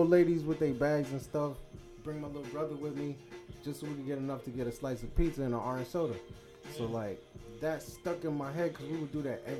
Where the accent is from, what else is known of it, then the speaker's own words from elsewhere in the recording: New York City, New York, United States; I'm from Brooklyn.